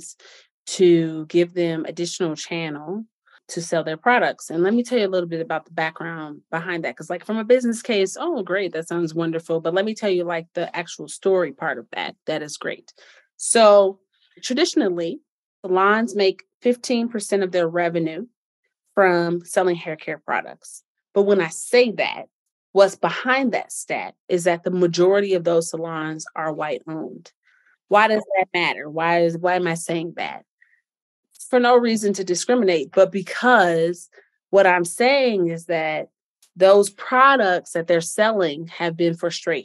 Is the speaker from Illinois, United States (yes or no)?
yes; Chicago, Illinois, United States; I'm from Chicago